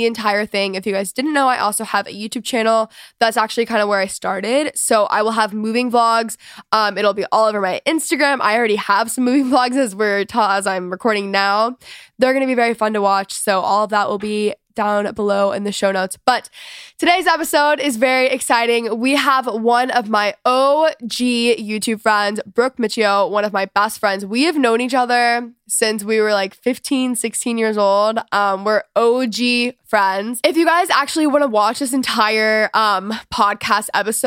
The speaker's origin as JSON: {"language": "English", "region": "Texas", "country": "United States", "moved": "yes", "said": "I am officially a Texan again. I've always been a Texan"}